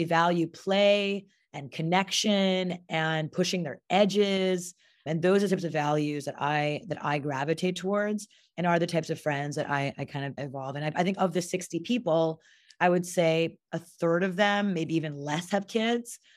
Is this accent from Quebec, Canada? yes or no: yes; Montreal, Quebec, Canada; moved away; I'm half Indian, half Japanese from Montreal, Canada